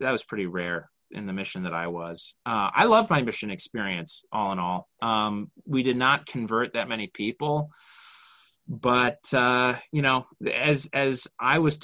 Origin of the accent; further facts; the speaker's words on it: Orem, Utah, United States; I grew up in Orem